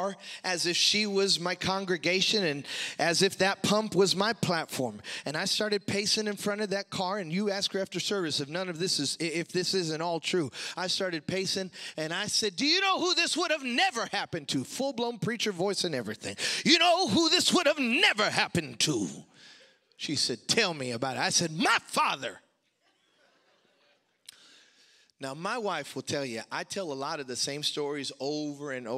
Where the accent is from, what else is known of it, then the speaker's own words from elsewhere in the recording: Chicago, Illinois, United States; growing up in Chicago